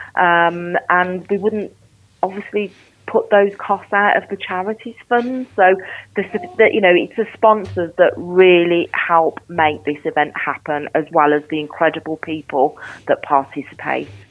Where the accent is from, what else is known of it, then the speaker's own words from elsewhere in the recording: Birmingham, West Midlands, United Kingdom; I'm a Brummie, I'm passionate about the city